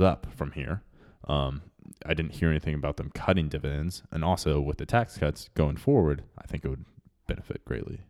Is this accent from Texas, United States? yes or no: yes; Texas, United States; growing up in Texas